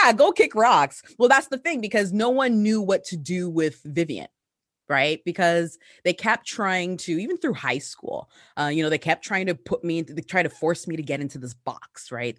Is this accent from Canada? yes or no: yes; Hamilton, Ontario, Canada; also born or lived in Ghana; Well, I grew up in the Hamilton, Ontario. What up? I'm still here. Actually, no, I'm not still here. I left and then came back. But yeah, I came to Canada on my mother's back. I was born in Ghana, West Africa.